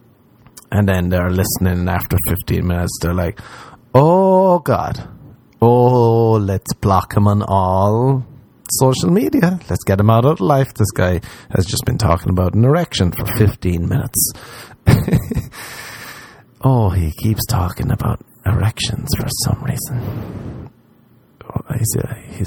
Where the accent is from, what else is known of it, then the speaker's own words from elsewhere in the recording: Ireland; moved away; I'm from Ireland